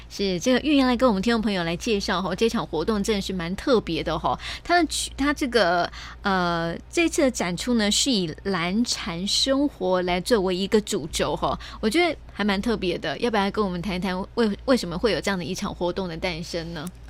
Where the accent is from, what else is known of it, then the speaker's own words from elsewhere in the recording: Taiwan; 我们台湾